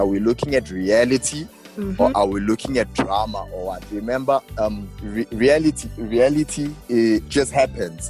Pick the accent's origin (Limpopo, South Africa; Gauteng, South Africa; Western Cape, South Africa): Gauteng, South Africa; Johannesburg; I'm from Winchester Hills, south of Joburg